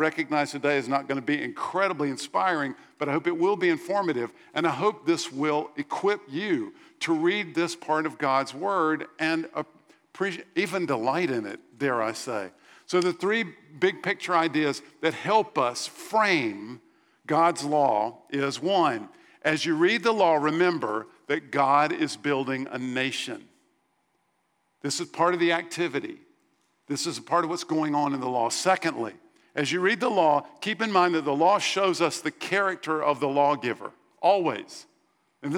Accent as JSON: {"language": "English", "country": "United States", "said": "As Americans"}